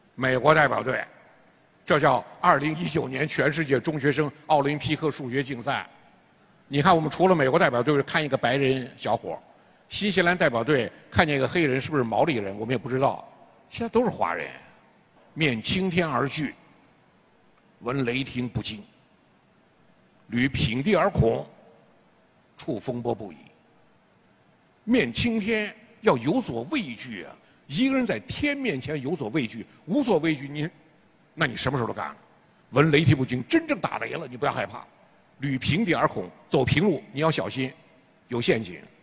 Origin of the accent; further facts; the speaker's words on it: China; 我们中国人